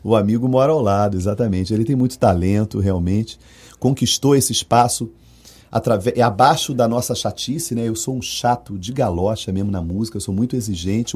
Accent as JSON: {"language": "Portuguese", "region": "Rio de Janeiro", "country": "Brazil", "moved": "yes", "lives_now": "Salvador, Brazil", "said": "eu sou carioca"}